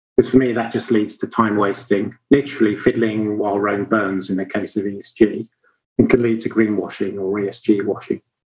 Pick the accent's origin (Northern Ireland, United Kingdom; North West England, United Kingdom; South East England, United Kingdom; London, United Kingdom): South East England, United Kingdom; Sussex; where I grew up in the far south of England. So, thinking of home for me, it would be the Ashdown Forest in Sussex.